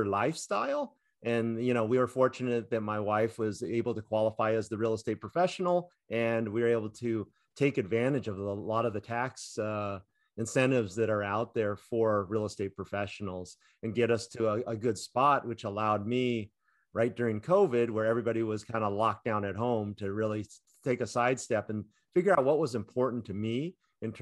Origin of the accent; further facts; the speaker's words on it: Orange County, California, United States; growing up in California, Orange County, California